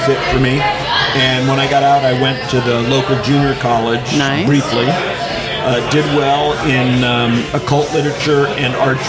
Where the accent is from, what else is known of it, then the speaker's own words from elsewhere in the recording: Bay Area, California, United States; also born or lived in Bristol, Pennsylvania; my father got a job in California, and we all moved there in 1960 when I was two. So, I grew up in California, in the Bay Area.